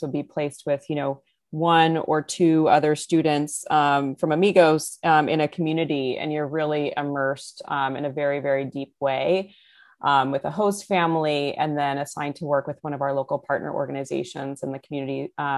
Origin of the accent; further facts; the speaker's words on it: California, United States; now in Houston, United States; You know, I grew up in the San Francisco Bay Area in California, and now I'm based in Houston.